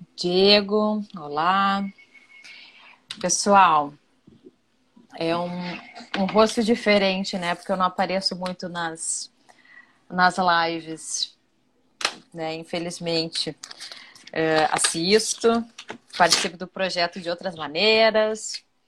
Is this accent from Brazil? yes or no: yes; Rio Grande do Sul, Brazil; moved away as an adult; now in Rio de Janeiro, Brazil; eu sou lá do Rio Grande do Sul, sou gaúcha